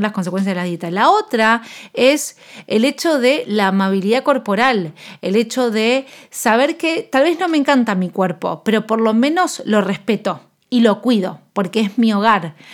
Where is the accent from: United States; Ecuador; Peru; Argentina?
Argentina; yo soy nutricionista con un enfoque antidieta, intuitivo, de salud en todas las tallas y soy de Argentina